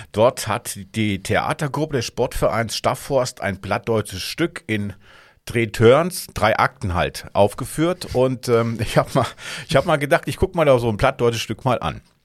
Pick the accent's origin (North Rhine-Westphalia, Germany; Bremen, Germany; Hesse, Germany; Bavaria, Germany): Hesse, Germany; moved away; ich komme ja aus Hessen